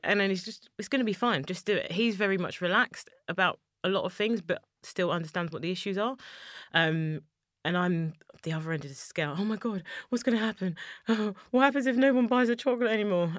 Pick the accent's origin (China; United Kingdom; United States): United Kingdom; London; I'm a black woman from East London, born and raised in Poplar